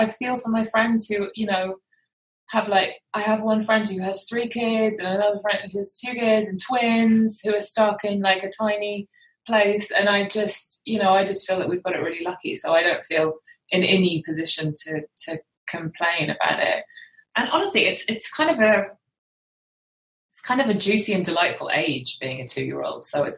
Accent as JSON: {"language": "English", "country": "United Kingdom", "accent": "British", "said": "I think because of my accent, because I'm the anomaly in my family. I'm the one with the British accent."}